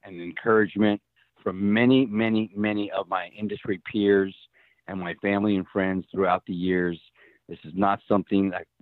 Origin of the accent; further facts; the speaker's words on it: Helotes, Texas, United States; I grew up in Helotes, Texas